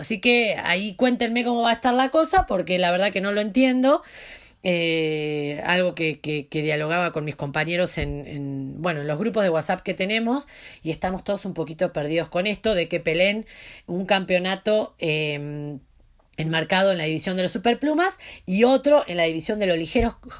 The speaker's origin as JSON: {"language": "Spanish", "country": "Argentina", "said": "como decimos en Argentina"}